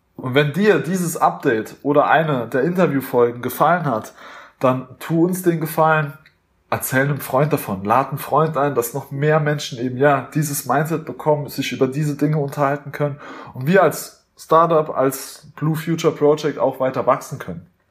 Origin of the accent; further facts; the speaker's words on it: Germany; Wir waren natürlich typisch deutsch, sehr höflich